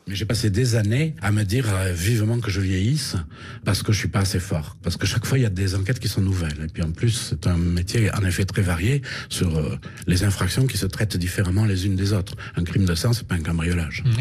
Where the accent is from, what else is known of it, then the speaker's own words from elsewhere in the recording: Rodez, Occitania, France; moved away as an adult; also born or lived in Paris; J'ai quitté Rodez